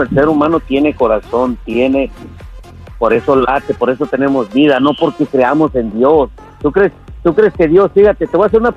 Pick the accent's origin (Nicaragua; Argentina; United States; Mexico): Mexico; Soy mexicano, te rieso de ateo no, no, no existe.